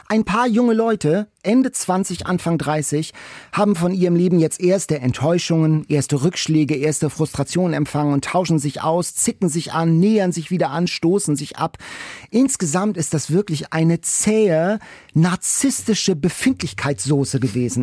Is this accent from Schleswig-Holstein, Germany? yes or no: yes; Lübeck, Schleswig-Holstein, Germany; Ich komme ja aus Lübeck